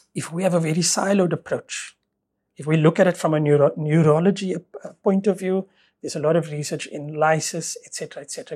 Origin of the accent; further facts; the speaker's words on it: Stellenbosch, Western Cape, South Africa; moved away as an adult; also born or lived in Port Elizabeth / Ireland; born and bred in Stellenbosch